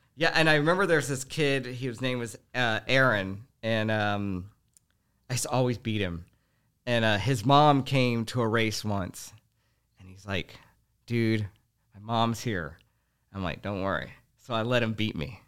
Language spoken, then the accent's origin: English; Houston, Texas, United States; growing up in Houston was, uh, uh, it was an ex, it, it was a crazy experience